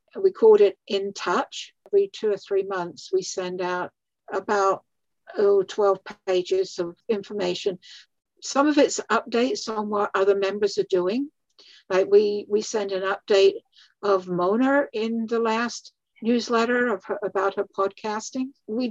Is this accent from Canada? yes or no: no; England, United Kingdom; moved away; the highlights of my whole career of doing this life story writing was when I was invited back to my home country of England about 3 years ago